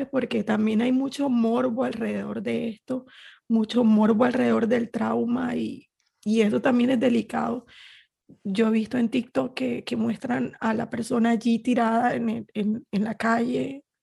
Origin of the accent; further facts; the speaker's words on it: Barranquilla, Atlántico, Colombia; Yo soy de Barranquilla.